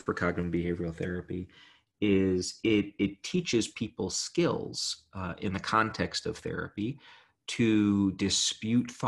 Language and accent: English; New York City, New York, United States; I grew up in Brooklyn